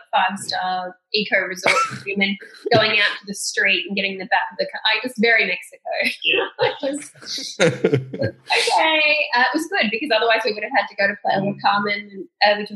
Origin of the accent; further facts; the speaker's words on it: Australia; we are from Australia. Like, do you understand we're from Australia